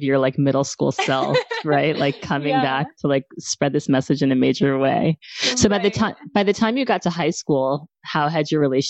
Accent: New York City, New York, United States; also born or lived in Palo Alto, California; I grew up here in New York City and then I went to California for college. I went to Stanford

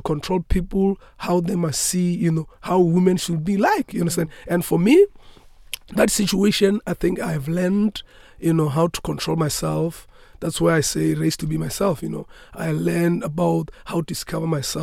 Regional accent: South Africa

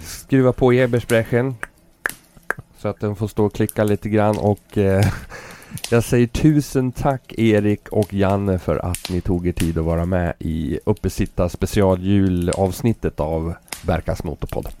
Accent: Sweden; vi är från Sverige

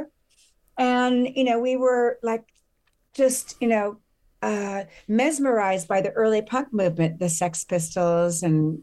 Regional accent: Los Angeles, California, United States; accent: valley girl; moved away as an adult; also born or lived in Thousand Oaks, California / France / Thailand / India; now in Mexico; I was born and raised in Hollywood, and I grew up in the Valley in Burbank

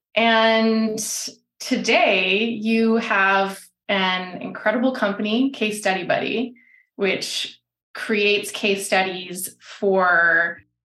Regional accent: Alberta, Canada; I'm from Alberta

